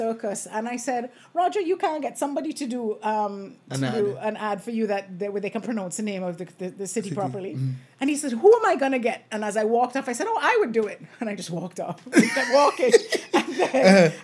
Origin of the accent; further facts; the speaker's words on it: Montserrat; moved away as an adult; also born or lived in Canada; now in St. Kitts, Saint Kitts and Nevis; I was born here, but I grew up in Montserrat.